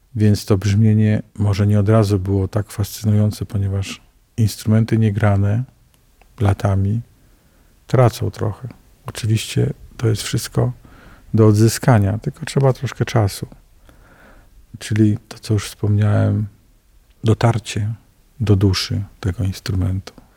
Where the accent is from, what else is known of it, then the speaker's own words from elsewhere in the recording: Poland; To jest kościół mojego dzieciństwa, ponieważ ja się wychowałem na starówce